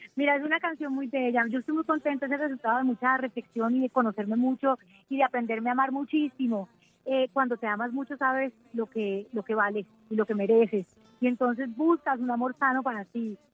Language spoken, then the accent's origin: Spanish; Colombia; Colombia admira mucho a México y crecemos con esa influencia y con esa admiración